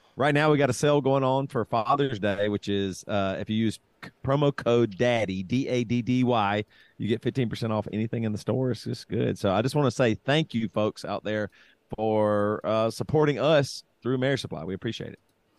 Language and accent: English; South Carolina, United States; And we grew up in South Carolina.